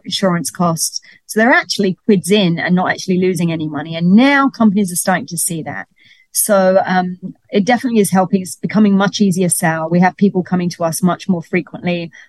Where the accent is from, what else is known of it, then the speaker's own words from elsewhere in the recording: London, United Kingdom; moved away as an adult; now in Miami, United States; I'm from London, if you didn't notice an accent. and I came over here because of the cruise ships. But once I got to Miami